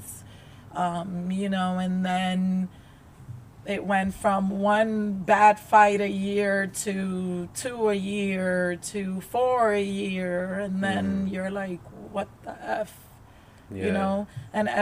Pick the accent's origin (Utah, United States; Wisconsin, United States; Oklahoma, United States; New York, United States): New York, United States; also born or lived in Dominican Republic; I grew up in New York.